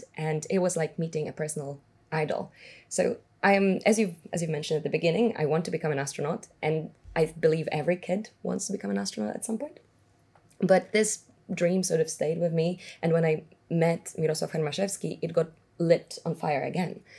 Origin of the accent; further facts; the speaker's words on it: Warsaw, Masovian Voivodeship, Poland; moved away; I was born in Warsaw, born and raised actually, all the way until the age of 19 when I left for the university.